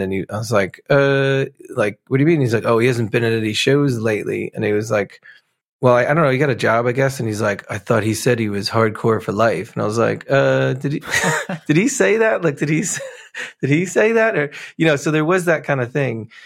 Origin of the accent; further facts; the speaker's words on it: New Jersey, United States; moved away as an adult; also born or lived in Pennsylvania; now in United Kingdom; growing up in New Jersey